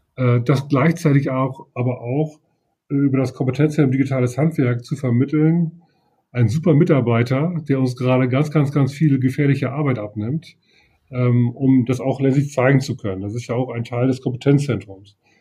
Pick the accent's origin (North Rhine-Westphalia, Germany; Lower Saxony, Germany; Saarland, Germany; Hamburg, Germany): Lower Saxony, Germany; Leer; moved away as an adult; now in Oldenburg, Germany; Ich bin äh, gebürtiger aus Friese. Ich komme also aus Leer.